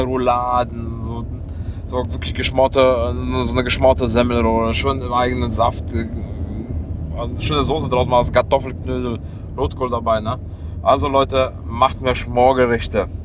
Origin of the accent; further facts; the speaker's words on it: Leverkusen, North Rhine-Westphalia, Germany; ich komme aus Leverkusen, 160.000 Einwohner